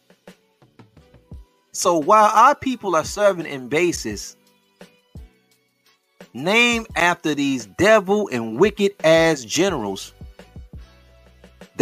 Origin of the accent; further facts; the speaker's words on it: Detroit, Michigan, United States; My neighborhood, I'm from Plymouth, right? So check this out. My neighborhood is, you can find, my hood is Plymouth and Greenville area, right? This is the west side of Detroit, the best side